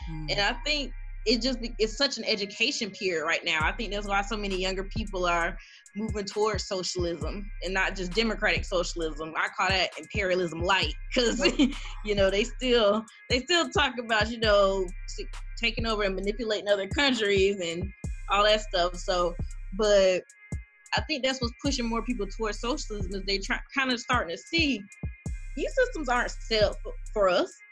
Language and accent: English; the South, United States; Oh, so many people, uh, especially in growing up in South in the South, a lot of people